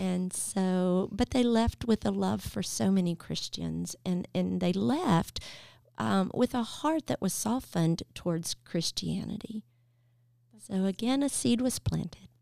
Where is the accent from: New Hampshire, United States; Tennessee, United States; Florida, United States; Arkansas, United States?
Tennessee, United States; Nashville; moved away as an adult; in Nashville that can actually say this is where I was born and raised.